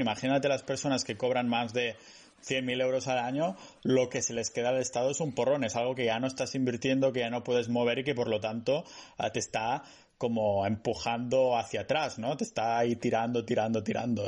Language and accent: Spanish; Spain; now in Estonia; los que somos de España como que echamos de menos el sol, ¿no? Yo aquí en Estonia